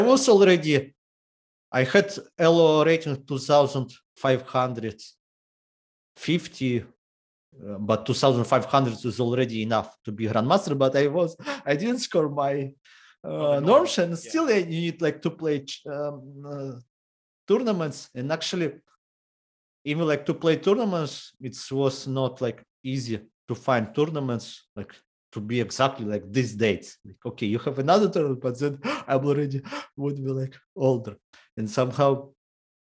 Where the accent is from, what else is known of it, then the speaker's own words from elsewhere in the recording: Horlivka, Donetsk Oblast, Ukraine; English is a second language; also born or lived in Kramatorsk, Ukraine; I was born in Horlovka. I moved to another city, to Kramatorsk, when I was 10 years old